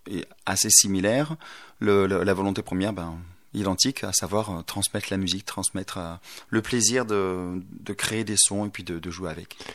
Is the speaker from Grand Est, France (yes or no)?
no; Auch, Occitania, France; moved away; also born or lived in Toulouse / Bordeaux; Je suis originaire du Gers.